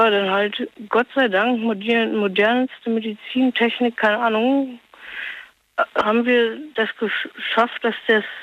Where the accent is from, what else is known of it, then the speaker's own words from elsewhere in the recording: Norway; Und zwar, weiß bin ich 16 und ich bin Norweger.